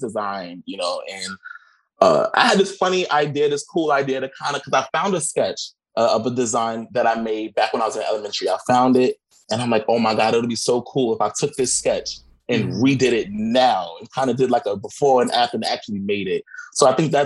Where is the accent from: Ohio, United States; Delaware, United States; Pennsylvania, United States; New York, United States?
New York, United States; New York City; I'm from Brooklyn. I'm from East New York, and that is my life